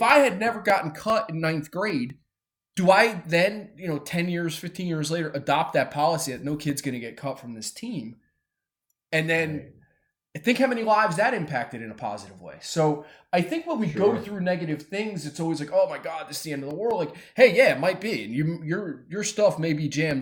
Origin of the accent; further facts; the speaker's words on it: Weirton, West Virginia, United States; where I grew up in Weirton